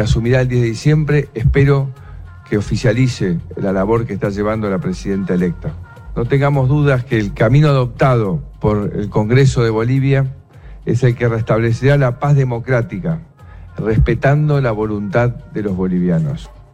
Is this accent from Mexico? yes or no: no; Argentina; Como presidente de la República Argentina